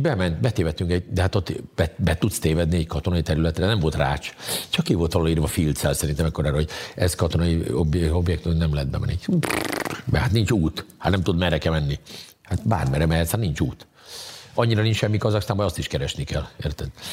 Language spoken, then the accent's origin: Hungarian; Hungary; mondom, hogy Magyarországon